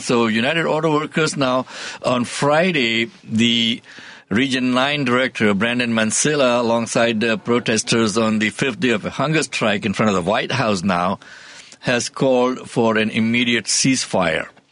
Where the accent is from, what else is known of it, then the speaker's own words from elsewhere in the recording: India; moved away; I came from India, but the India that I came from